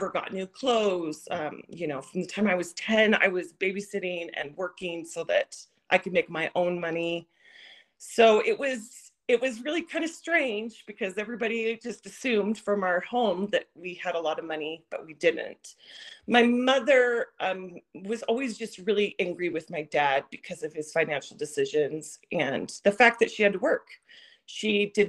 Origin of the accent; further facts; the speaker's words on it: Washington, United States; moved away as an adult; also born or lived in Idaho / Nevada / Colorado / Arizona; now in Utah, United States; I'm originally from Washington State